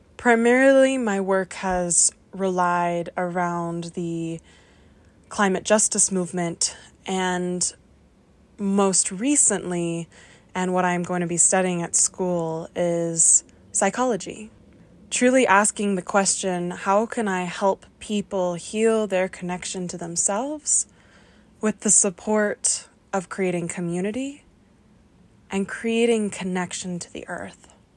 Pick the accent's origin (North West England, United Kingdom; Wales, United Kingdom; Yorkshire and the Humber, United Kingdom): Wales, United Kingdom; the Welsh Valleys; I am a queer person who grew up in the valleys